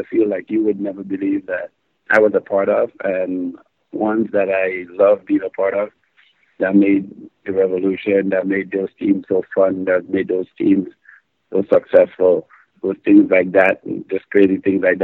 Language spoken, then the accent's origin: English; Grenada; moved away; As a young boy growing up in Grenada